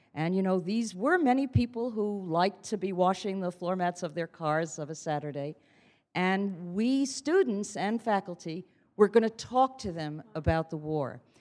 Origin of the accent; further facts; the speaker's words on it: New York City, New York, United States; I come from Queens